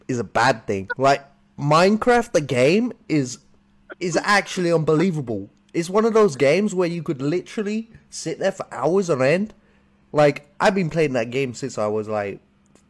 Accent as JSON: {"language": "English", "country": "United Kingdom", "said": "I'm from the UK. You can tell we got a bit of a different accent"}